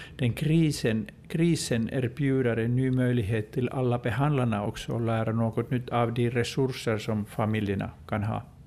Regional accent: Finland; jag kommer från Finland

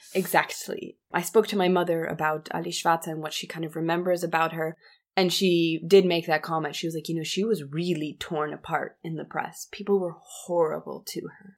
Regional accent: Germany; growing up in Germany

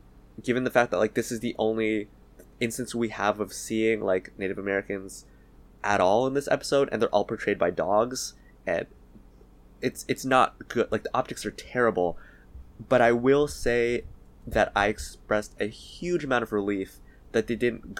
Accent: Canada; As Canadian

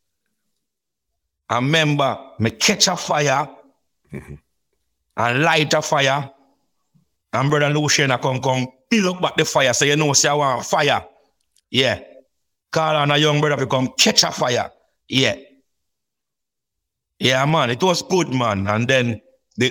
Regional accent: Saint Elizabeth, Jamaica; we are from St. Elizabeth

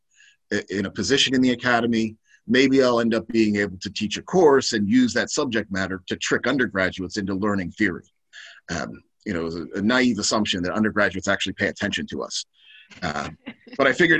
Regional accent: Baltimore, Maryland, United States; I'm originally from Baltimore, which is like East Coast, very working class town

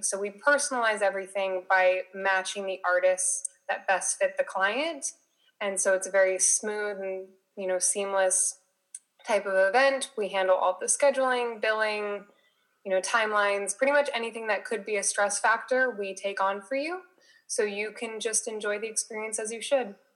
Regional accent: Las Vegas, Nevada, United States; moved away as an adult; now in San Diego, United States; I live in San Diego, California, but I was originally from Las Vegas. I came to San Diego for school

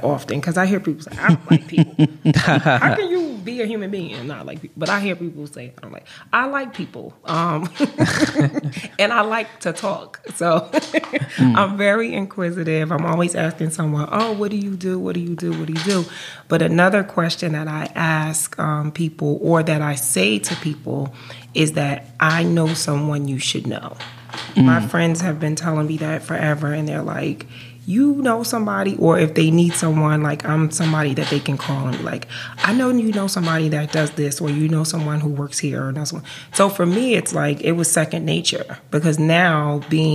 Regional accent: New Jersey, United States; also born or lived in Atlanta; I'm from New Jersey.

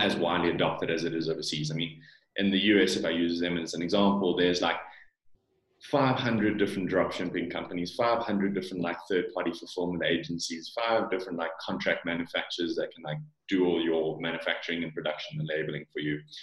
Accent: South Africa; accent: South African; Born and bred in South Africa. Parents are from from Holland, um, but I've lived here my whole life

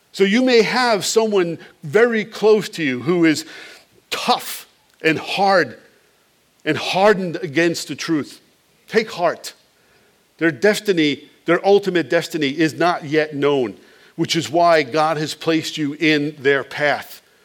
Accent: Long Island, New York, United States; the house where I grew up on Long Island

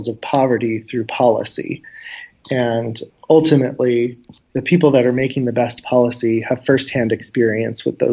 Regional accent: Wenatchee, Washington, United States; growing up in Wenatchee was definitely an experience

